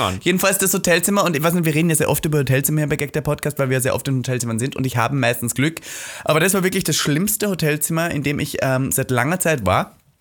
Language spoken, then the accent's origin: German; Austria; now in Berlin, Germany; ich bin zu Hause. Mhm. So Österreich zu Hause